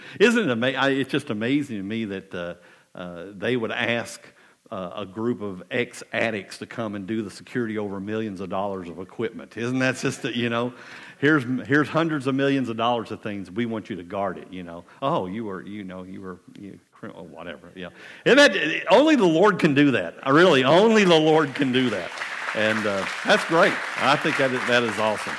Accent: Booneville, Kentucky, United States; moved away as an adult; also born or lived in Pineville, Kentucky; now in Clay County, United States; I grew up in Owsley County, you know, the big northern city above Clay County

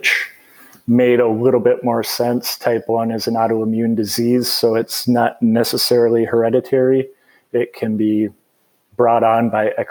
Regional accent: Bloomington, Minnesota, United States; moved away as an adult; also born or lived in St. Cloud, Minnesota; now in Asheville, United States; I grew up in Bloomington, Minnesota, which is just kind of in the suburbs of the Minneapolis-St. Paul area

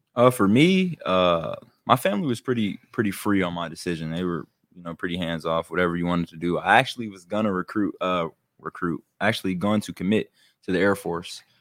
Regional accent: Youngstown, Ohio, United States; I'm from Young Center

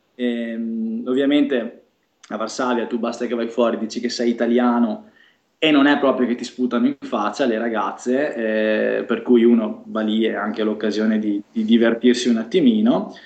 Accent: province of Venice, between Padua and Venice, Veneto, Italy; moved away as an adult; also born or lived in Milan / Monza; dalla provincia di Venezia

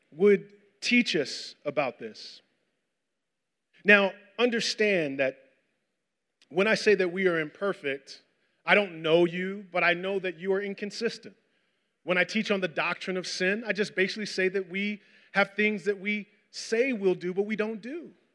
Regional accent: Westchester, New York, United States; I grew up in Westchester

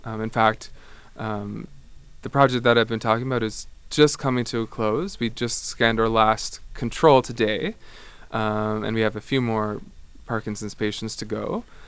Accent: Ottawa, Ontario, Canada; moved away as an adult; also born or lived in Amsterdam; I come from Canada. I'm from Ottawa originally, but I actually did my undergrad in Amsterdam

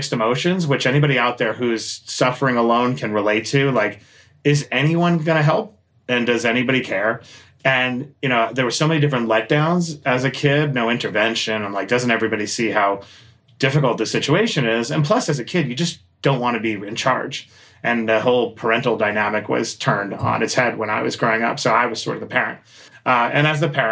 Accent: New York City, New York, United States; I grew up in Queens, New York

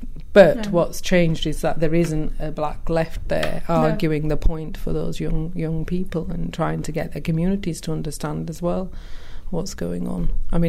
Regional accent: Bradford, Yorkshire and the Humber, United Kingdom; accent: West Yorkshire; English is a second language; also born or lived in Pakistan; I sound very West Yorkshire

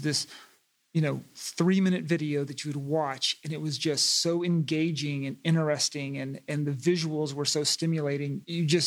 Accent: East Coast, United States; moved away as an adult; also born or lived in Los Angeles; now in Coachella Valley, United States; I was from the East Coast

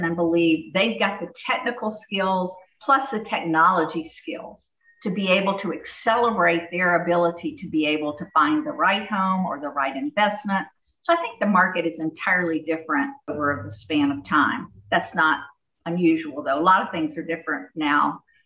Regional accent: Jacksonville, Florida, United States; I'm from Jacksonville, Florida.

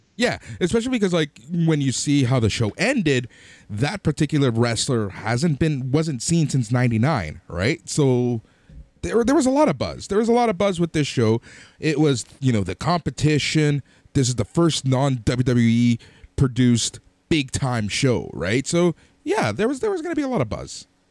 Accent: Toronto, Ontario, Canada; we are from Toronto

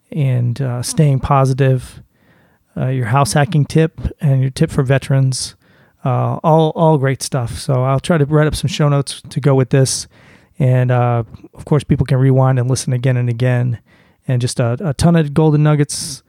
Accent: Boston, Massachusetts, United States; as a Bostonian

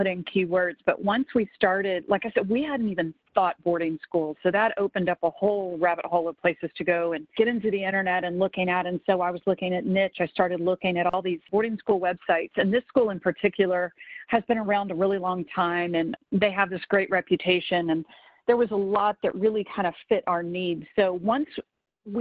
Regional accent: the South, United States; I grew up in the South, and kind of where I'm from

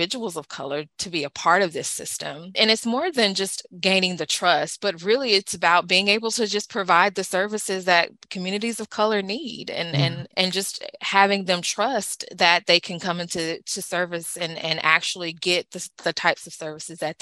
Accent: the South, United States; also born or lived in East Coast (north); now in East Coast, United States; I'm from the South

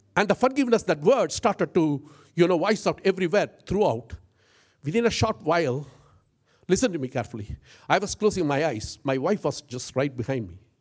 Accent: India; I'm an Indian

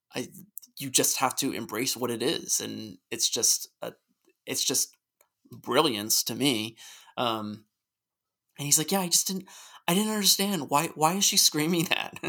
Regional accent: United States; also born or lived in Richmond; I'm an American

